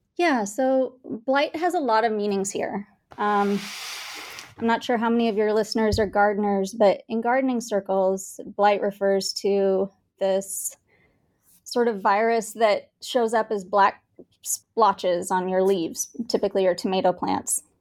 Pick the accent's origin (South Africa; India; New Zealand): India; Bangalore, Karnataka; also born or lived in Kansas; now in Kansas City, United States; I was born and raised in India, in Bangalore, India